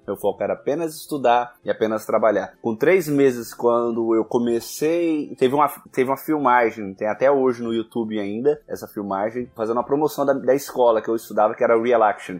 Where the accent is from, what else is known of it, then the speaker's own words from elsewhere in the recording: Brazil; moved away as an adult; quando eu saí do Brasil